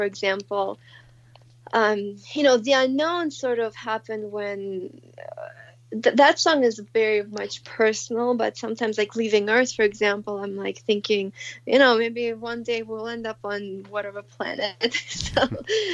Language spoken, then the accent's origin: English; Moscow, Russia; moved away; I grew up in Moscow